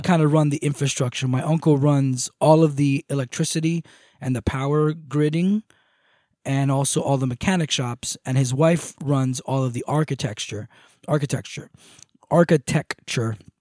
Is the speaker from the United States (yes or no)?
no; Moca, Espaillat, Dominican Republic; moved away; I come from a village, uh, or a town, or a city called Moca, M O C A.